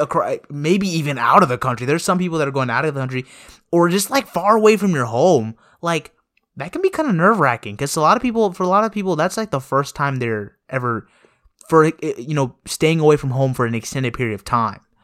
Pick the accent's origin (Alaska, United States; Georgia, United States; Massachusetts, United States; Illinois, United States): Georgia, United States; Woodstock; when I come back from Woodstock, it's not like I feel homesick anymore. It's more like I feel this nostalgia, like, it, it just feels nice to be back home